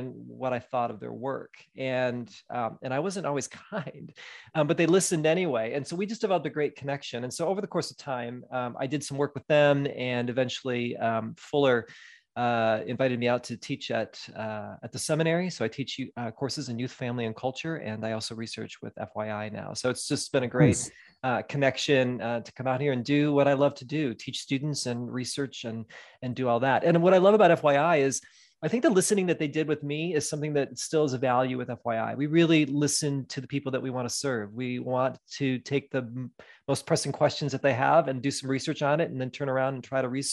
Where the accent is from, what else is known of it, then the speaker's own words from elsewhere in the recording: Midwest, United States; moved away as an adult; also born or lived in Wisconsin / West Michigan; now in Southern California, United States; I was born and raised in the Midwest